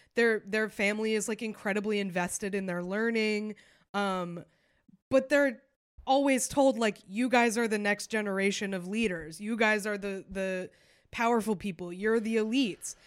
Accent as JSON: {"language": "English", "town": "Concord", "region": "New Hampshire", "country": "United States", "tie": "born or raised there", "said": "St. Paul's, which is in my hometown."}